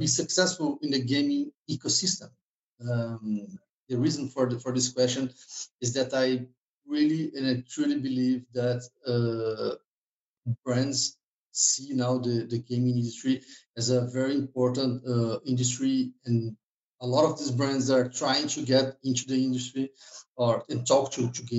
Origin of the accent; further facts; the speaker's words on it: Brazil; moved away as an adult; now in Stockholm, Sweden; I'm from Brazil, so I'm freezing here in Stockholm.